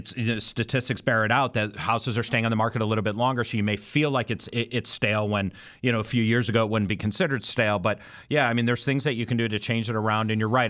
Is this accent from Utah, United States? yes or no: no; Cleveland, Ohio, United States; now in Florida, United States; I was born and raised in the Midwest, right?